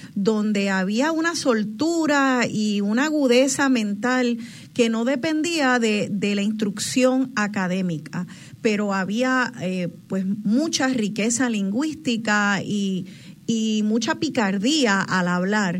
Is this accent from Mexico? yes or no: no; Puerto Rico